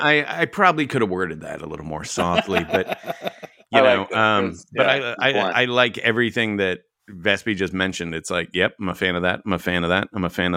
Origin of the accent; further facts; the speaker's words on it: Texas, United States; I grew up in Texas.